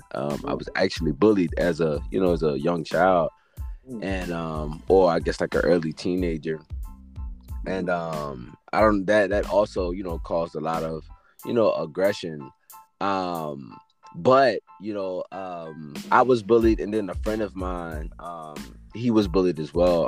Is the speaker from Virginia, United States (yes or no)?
yes; Richmond, Virginia, United States; I was born and raised in Richmond, Virginia